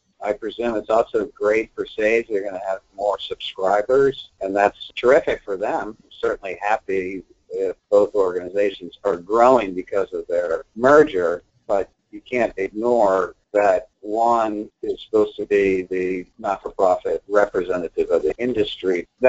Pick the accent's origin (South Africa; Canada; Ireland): Canada; well, I'm Canadian, so you know, why am I concerned about that?